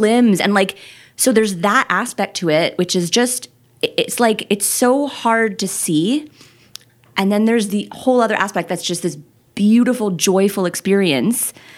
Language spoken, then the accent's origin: English; Quebec, Canada; I grew up driving in Quebec